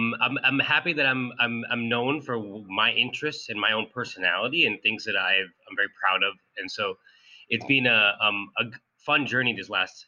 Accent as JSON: {"language": "English", "town": "Sunnyvale", "region": "California", "country": "United States", "tie": "born or raised there", "also_born_or_lived": "Cupertino", "said": "So I grew up in Sunnyvale in Cupertino, and I've always been interested in like how the cities work."}